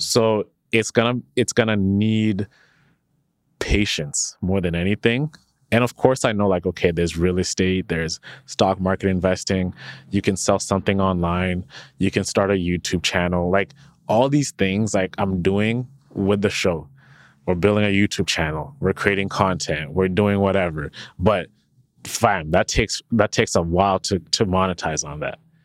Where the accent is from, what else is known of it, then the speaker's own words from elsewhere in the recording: Canada; when you work at Shopify as a Canadian